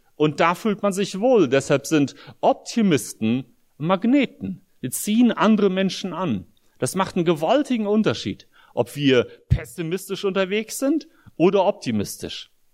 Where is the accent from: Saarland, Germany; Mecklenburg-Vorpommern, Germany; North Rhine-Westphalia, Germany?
North Rhine-Westphalia, Germany; Espelkamp; moved away as an adult; also born or lived in Soviet Union / Brussels, Belgium / United States; ich bin hier in Deutschland in Esbekamp groß geworden, als Kind auch aus der Sowjetunion eingewandert im Alter von neun